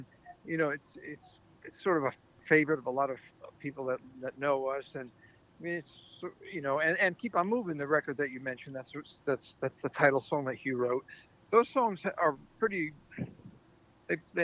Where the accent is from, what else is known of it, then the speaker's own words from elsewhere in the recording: New York City, New York, United States; as a New Yorker